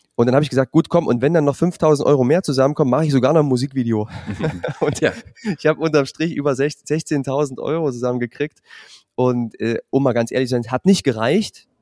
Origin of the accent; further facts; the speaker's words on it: Zwickau, Saxony, Germany; moved away; also born or lived in Jena / Weimar / Fulda; Das ist in Sachsen am Fuß des Erzgebirges. Dort bin ich aufgewachsen